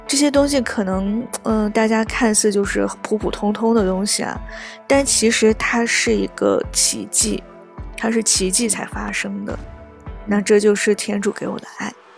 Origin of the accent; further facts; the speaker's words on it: China; 我们中国人受恐龙文化的熏陶就从小到大